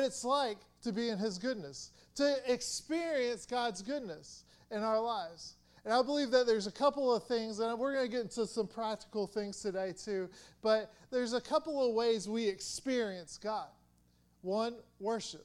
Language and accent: English; Atlanta, Georgia, United States; I'm from Atlanta, from the south